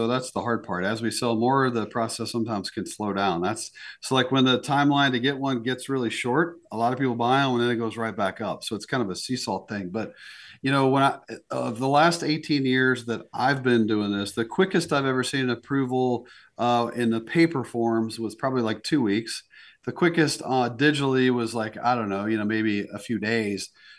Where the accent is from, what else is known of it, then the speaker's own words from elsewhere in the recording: East Coast, United States; now in South Dakota, United States; I mean, I grew up on the East Coast, and you should have seen the look on my parents' face when I told them I was moving to South Dakota.